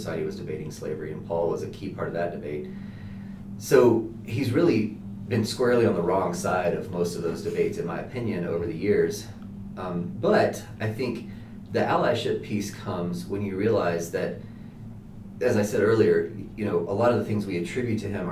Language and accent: English; Walnut Cove, North Carolina, United States; moved away as an adult; also born or lived in Colorado; now in Denver, United States; I am from North Carolina, a very, very small town in North Carolina, called Walnut Cove